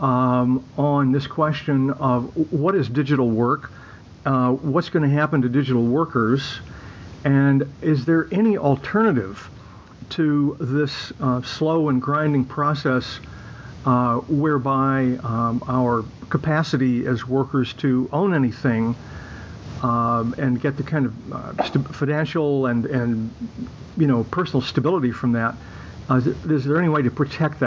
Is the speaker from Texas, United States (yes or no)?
yes; Texas, United States; being a native Texan myself